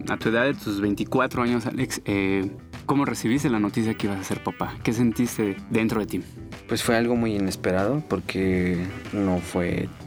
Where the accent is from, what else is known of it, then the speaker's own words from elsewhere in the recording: Mexico City, Mexico; Soy de aquí de la Ciudad de México.